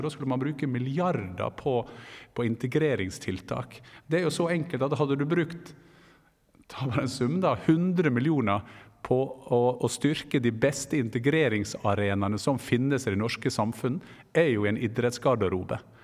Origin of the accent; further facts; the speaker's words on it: Gursken, Møre og Romsdal, Norway; moved away; Der jeg kommer fra, Gursken